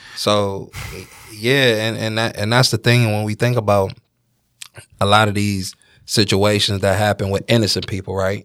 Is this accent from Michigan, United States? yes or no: yes; Detroit, Michigan, United States; I'm from Detroit